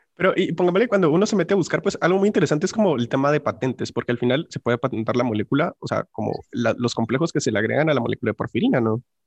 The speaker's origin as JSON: {"language": "Spanish", "area": "San Francisco", "region": "Guatemala Department", "country": "Guatemala", "tie": "born or raised there", "said": "yo crecí en San Francisco, que está como a un par de, de cuadras de ahí"}